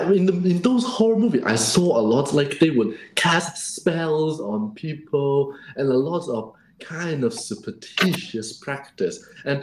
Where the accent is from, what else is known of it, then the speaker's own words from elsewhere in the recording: Hong Kong; moved away; also born or lived in Beijing; when I grew up in Hong Kong